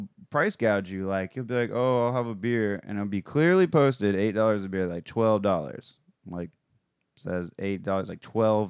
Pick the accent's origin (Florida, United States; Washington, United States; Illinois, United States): Florida, United States; South; I'm from South Florida. I've been exposed to the gay community my whole life.